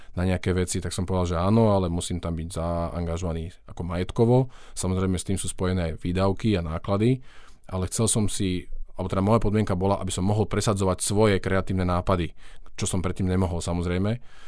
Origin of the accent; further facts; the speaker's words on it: western Slovakia, Slovakia; hoci som teda zo západného Slovenska